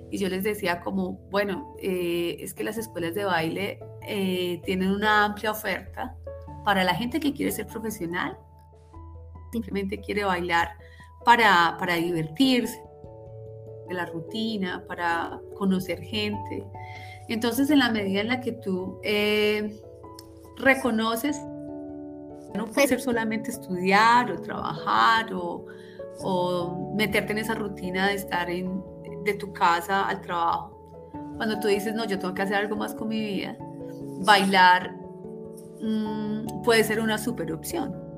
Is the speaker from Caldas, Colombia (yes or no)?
yes; Manizales, Caldas, Colombia; moved away as an adult; Viví en Manizales hasta los 24 años